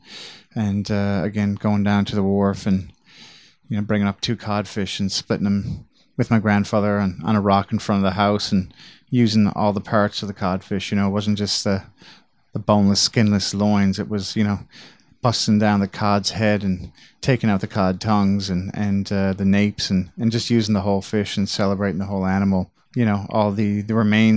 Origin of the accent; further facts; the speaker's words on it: St. John's, Newfoundland and Labrador, Canada; I grew up in St. John's, which is the capital of Newfoundland and Labrador.